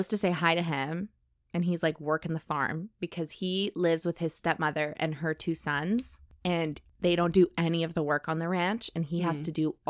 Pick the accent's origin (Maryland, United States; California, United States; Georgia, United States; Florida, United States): Georgia, United States; Savannah; I'm from Savannah, Georgia, baby.